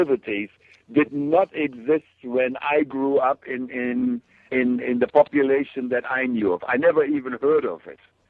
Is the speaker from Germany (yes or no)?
yes; Germany; moved away; I grew up in Germany during a time, like I said, there were no plastics